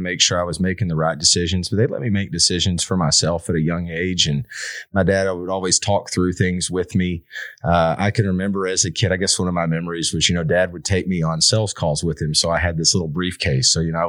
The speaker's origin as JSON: {"language": "English", "town": "Liberty City", "region": "Texas", "country": "United States", "tie": "born or raised there", "also_born_or_lived": "Fort Worth, Texas", "lives_now": "Longview, United States", "said": "So I grew up in Liberty City, attended Sabine schools out there for all 13 years growing up. And I did spend 4 years in Fort Worth at Texas Wesleyan University and I graduated on a Friday and moved back home on a Monday"}